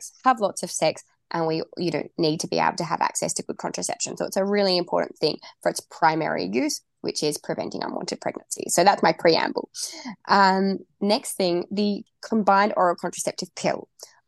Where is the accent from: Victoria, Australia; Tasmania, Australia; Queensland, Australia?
Tasmania, Australia; moved away; I am from Tasmania. I used to live there